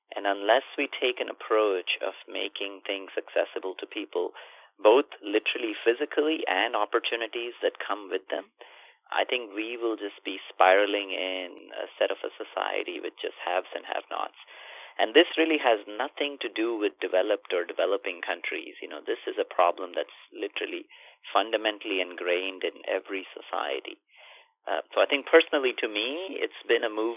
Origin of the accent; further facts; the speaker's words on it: India; I grew up in India in a semi-rural town with limited sets of resources